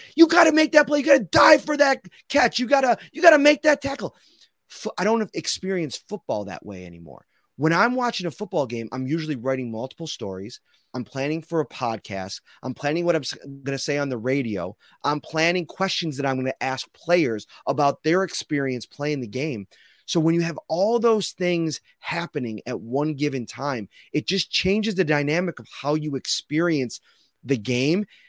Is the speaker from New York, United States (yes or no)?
yes; Buffalo, New York, United States; we come from Buffalo, we come from this culture